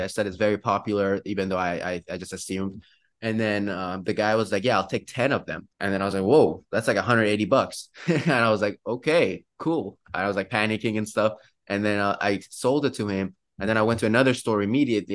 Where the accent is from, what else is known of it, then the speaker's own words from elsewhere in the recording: Iran; now in Pittsburgh, United States; I'm actually from Iran